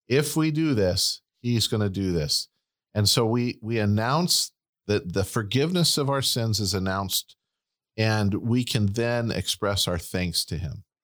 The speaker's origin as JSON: {"language": "English", "country": "United States", "said": "we're Americans"}